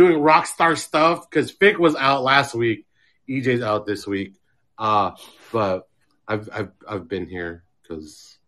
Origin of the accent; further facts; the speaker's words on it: Philippines; But I'm talking about, as a Filipino man, these are the type of dudes that'll, like, yeah, they'll go to work, but they'll also, like, clean and, like, build stuff